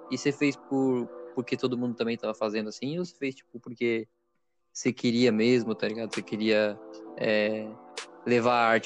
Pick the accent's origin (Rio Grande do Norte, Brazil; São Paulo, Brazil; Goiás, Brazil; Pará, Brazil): São Paulo, Brazil; aqui em São Paulo, que os paulistas, a gente não tem muito sotaque.